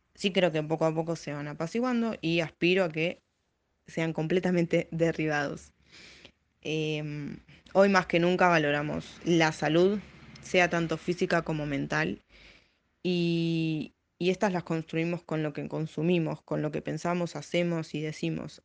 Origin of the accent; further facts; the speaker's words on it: Buenos Aires, Argentina; soy de Villurquiza